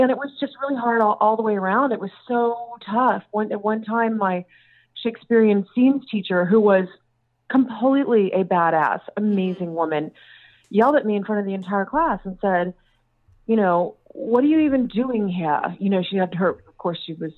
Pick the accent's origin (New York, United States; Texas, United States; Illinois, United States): Texas, United States; Austin; also born or lived in South Africa / London; I was born in South Africa, but I was mostly raised in Texas. We came back when I was little.